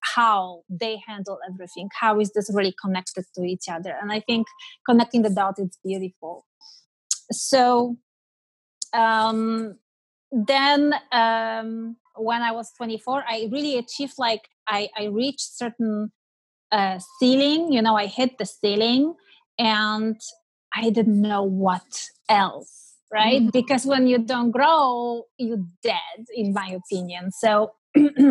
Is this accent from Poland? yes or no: yes; Poland; moved away as an adult; So I'm typical European, born and raised in Poland